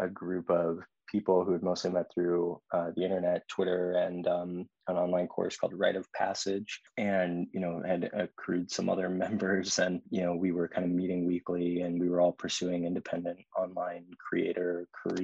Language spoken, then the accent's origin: English; Austin, Texas, United States; I was born and raised in Austin and grew up, you know, going out into the hill country.